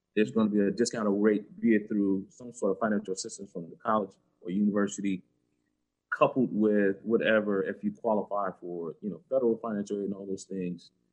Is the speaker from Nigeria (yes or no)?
no; Georgetown, South Carolina, United States; now in Kansas City, United States; I, grew up in South Carolina on the coast, uh, Georgetown, South Carolina, which is uh, 30 miles south of Myrtle Beach